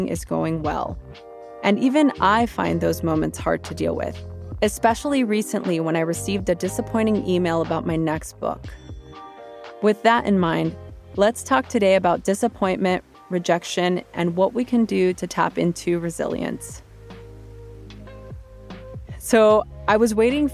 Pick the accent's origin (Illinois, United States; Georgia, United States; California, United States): California, United States; Los Angeles; growing up in East